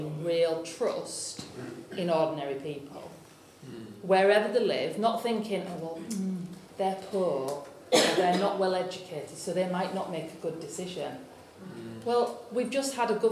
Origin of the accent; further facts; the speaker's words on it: Yorkshire and the Humber, United Kingdom; I'm from North Yorkshire